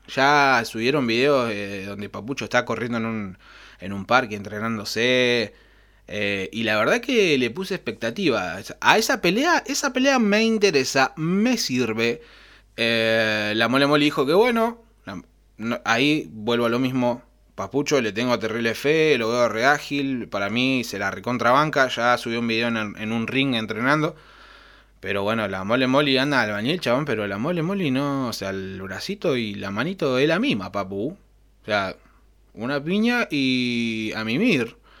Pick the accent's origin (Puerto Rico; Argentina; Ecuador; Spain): Argentina; somos europeos